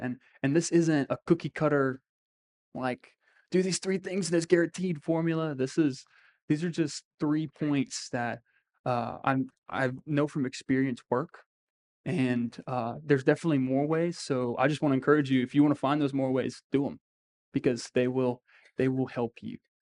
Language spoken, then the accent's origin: English; Crowley, Louisiana, United States; we're just people from Crowley or Acadia